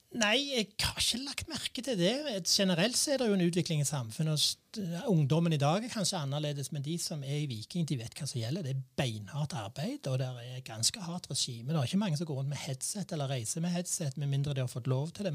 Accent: Randaberg, Rogaland, Norway; jeg er oppvokst i Visse Hageby

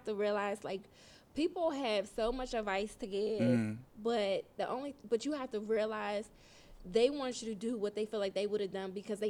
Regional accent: Pittsburgh, Pennsylvania, United States; also born or lived in Reading; No, so I was born in Reading, Pennsylvania, which is a little outside of Philly.

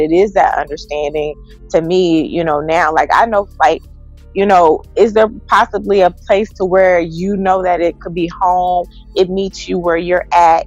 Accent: Texas, United States; I'm from Texas

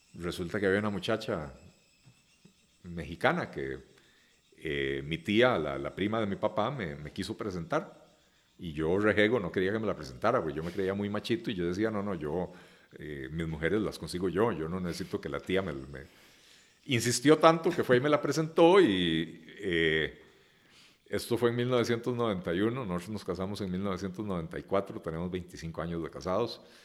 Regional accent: Costa Rica; yo nací en Costa Rica

